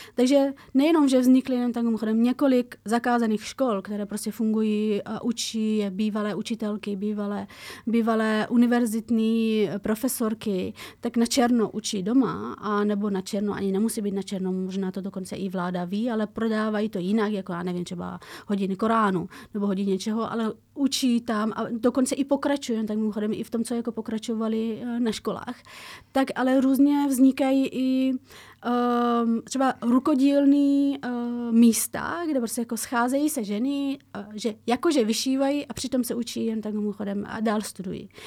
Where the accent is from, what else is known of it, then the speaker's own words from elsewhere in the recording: Afghanistan; now in Czech Republic; A já z Afghánistánu